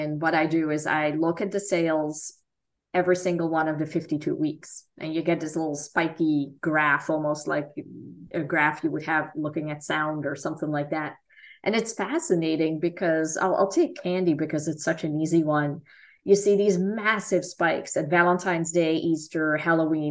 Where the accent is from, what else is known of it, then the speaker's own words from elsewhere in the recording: Netherlands; moved away as an adult; also born or lived in Florida / Kentucky; now in United States; I am from the Netherlands